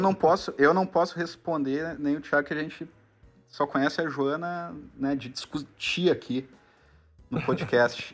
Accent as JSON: {"language": "Portuguese", "region": "Rio Grande do Sul", "country": "Brazil", "said": "como a gente é gaúcho, aqui do Rio Grande do Sul"}